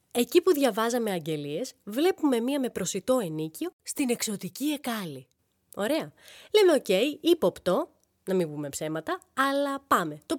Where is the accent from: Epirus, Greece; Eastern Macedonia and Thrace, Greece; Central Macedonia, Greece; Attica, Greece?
Central Macedonia, Greece; Thessaloniki; now in Athens, Greece; Είμαστε από τη Θεσσαλονίκη.